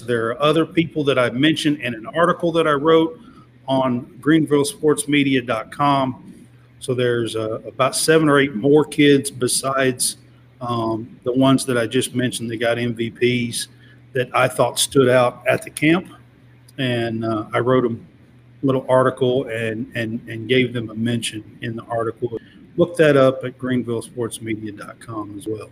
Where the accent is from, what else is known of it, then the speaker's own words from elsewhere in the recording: Kentucky, United States; I'm from Kentucky